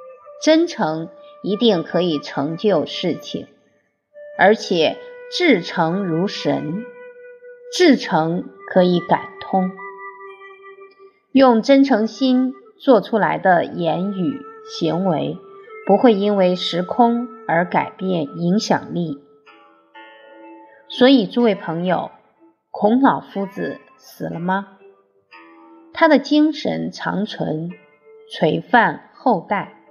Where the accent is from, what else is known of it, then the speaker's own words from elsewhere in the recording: China; 用我们中国人的话说，一看就是富贵相。